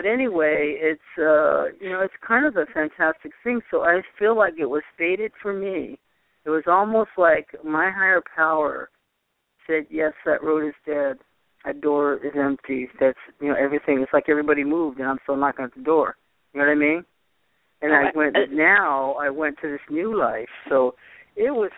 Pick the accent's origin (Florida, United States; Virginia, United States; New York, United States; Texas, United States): New York, United States; Poughkeepsie; moved away; also born or lived in Boston, Massachusetts / California; I used to live upstate New York in Poughkeepsie